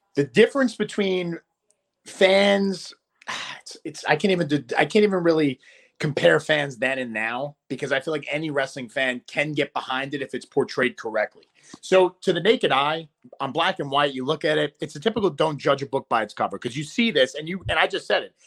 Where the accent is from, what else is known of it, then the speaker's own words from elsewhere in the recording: New York City, New York, United States; I'm a New Yorker at core, so I'll never really get booed in the hometown.